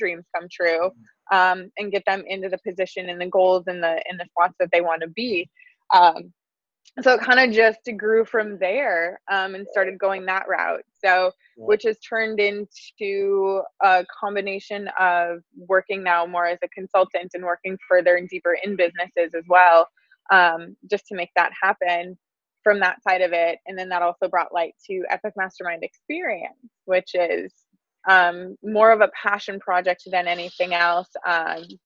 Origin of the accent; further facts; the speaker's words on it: Wisconsin, United States; moved away as an adult; now in Southern California, United States; it was kind of pulling from that Wisconsin